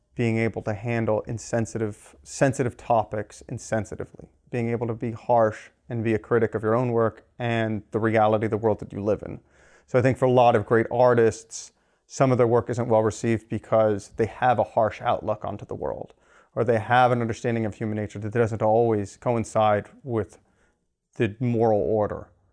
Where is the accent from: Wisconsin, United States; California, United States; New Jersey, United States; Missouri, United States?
California, United States; Los Angeles; I grew up in Los Angeles.